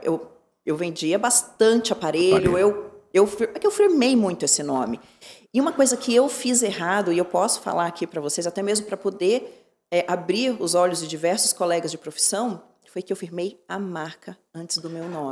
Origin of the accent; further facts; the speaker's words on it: Curitiba, Paraná, Brazil; also born or lived in Santos, Brazil; Curitiba é a cidade onde eu me criei e onde eu pretendo ficar